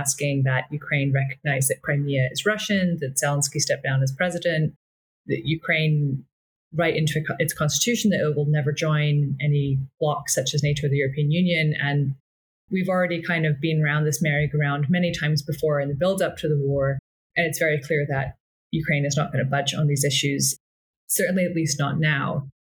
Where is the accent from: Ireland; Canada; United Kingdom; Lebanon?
United Kingdom; Scotland; I'm from Scotland, although my accent doesn't really give it away much anymore